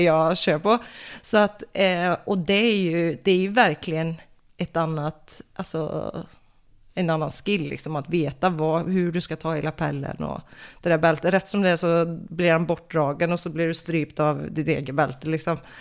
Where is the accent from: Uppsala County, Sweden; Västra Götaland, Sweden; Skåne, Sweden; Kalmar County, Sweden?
Västra Götaland, Sweden; Floby; moved away as an adult; also born or lived in Falköping / Oslo, Norway; från början så kommer jag faktiskt från Floby